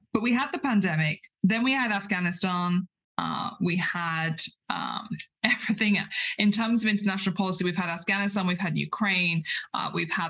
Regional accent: United Kingdom; we as British parliamentarians

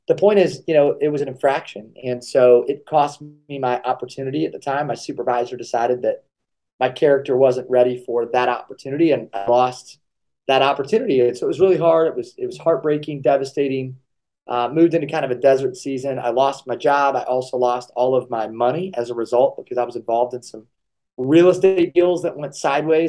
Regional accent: Kalona, Iowa, United States; I grew up in Kelowna, Iowa, so I'm a small-town Iowa guy

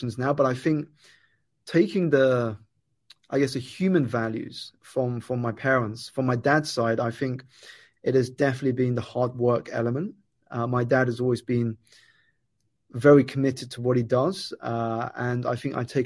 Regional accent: United Kingdom; I was born here in the United Kingdom, Steve, to Malaysian parents.

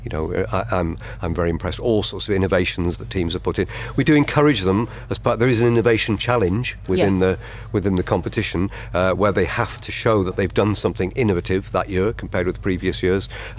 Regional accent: Huddersfield, Yorkshire and the Humber, United Kingdom; So you, as you point out, I'm from Huddersfield, but I take no part in the judging.

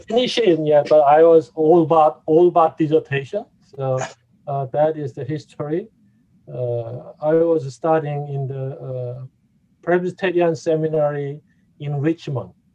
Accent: South Korea; English is a second language; moved away as an adult; also born or lived in Atlanta, Georgia; now in Indianapolis, United States; originally, originally I I came from the uh, South Korea

